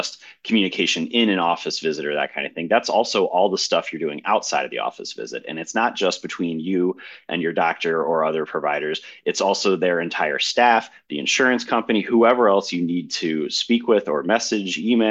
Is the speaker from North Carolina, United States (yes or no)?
no; Maryland, United States; moved away as an adult; also born or lived in Stanford; now in San Francisco, United States; I grew up in Maryland